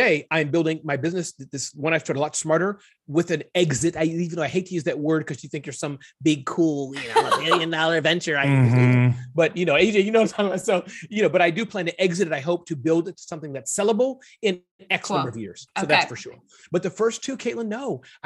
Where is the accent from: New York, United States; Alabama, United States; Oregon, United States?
New York, United States; New York City; moved away; also born or lived in Ohio / New Jersey; Born in the Midwest, state of Ohio, but much of my existence has been raised in the New York area, Brooklyn.